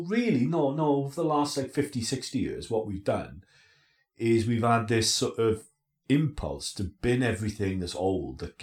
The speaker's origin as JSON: {"language": "English", "region": "England", "country": "United Kingdom", "said": "as British people or English people"}